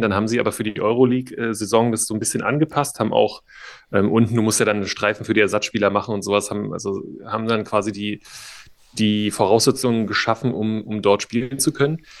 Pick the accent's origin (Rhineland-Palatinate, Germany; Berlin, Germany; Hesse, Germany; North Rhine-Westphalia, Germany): Berlin, Germany; also born or lived in Dresden; bin gebürtiger Dresdner zwar, aber bin in Berlin aufgewachsen